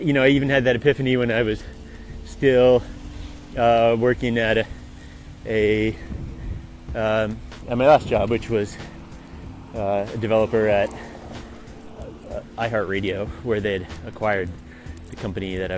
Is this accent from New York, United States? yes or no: yes; Albany, New York, United States; moved away; I grew up in Albany, New York